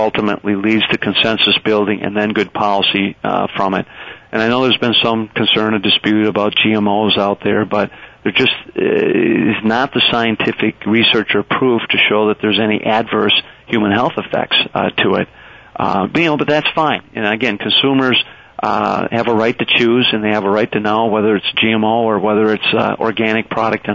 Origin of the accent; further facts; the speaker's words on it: Wisconsin, United States; I come from Wisconsin, the second largest dairy producing state in the nation.